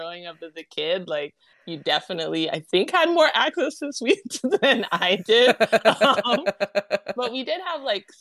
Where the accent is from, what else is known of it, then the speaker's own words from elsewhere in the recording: Southern California, United States; I was born and raised in SoCal